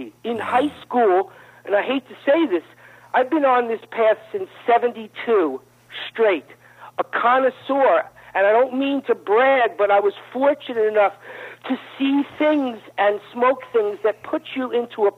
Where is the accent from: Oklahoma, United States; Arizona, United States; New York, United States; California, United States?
New York, United States; moved away; I'm from New York originally, and that's why you hear me talking fast